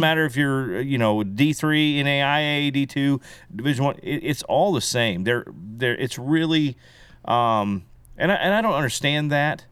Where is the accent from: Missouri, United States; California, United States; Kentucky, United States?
Missouri, United States; Belton; also born or lived in Texas; We moved from Texas, uh, to Belton in eighty-one. Uh, so I started first grade